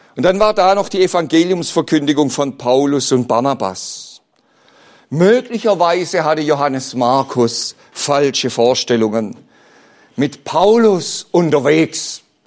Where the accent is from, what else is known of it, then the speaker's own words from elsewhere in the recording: Bad Liebenzell, Baden-Württemberg, Germany; Ich bin ja selbst auf dem Missionsberg in Bad Liebenzell aufgewachsen.